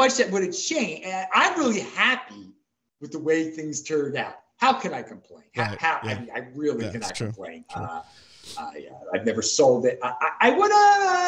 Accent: Baltimore, Maryland, United States; now in Salt Lake City, United States; I am from Baltimore

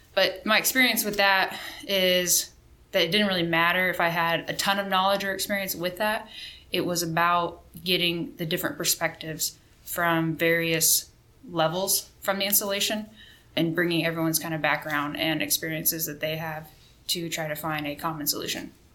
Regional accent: Missouri, United States; moved away as an adult; also born or lived in Spain; now in Fairchild Air Force Base, Washington, United States; I am originally from Missouri

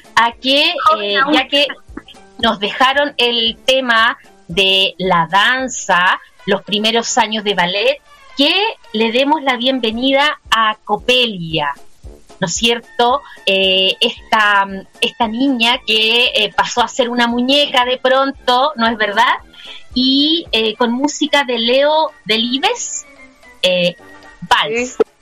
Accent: Magallanes and Chilean Antarctica, Chile; moved away as an adult; Yo soy una magallánica que se fue de su tierra hace muchos años.

